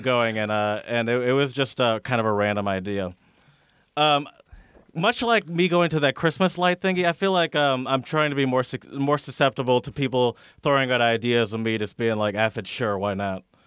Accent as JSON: {"language": "English", "region": "Michigan", "country": "United States", "tie": "born or raised there", "said": "growing up in Michigan"}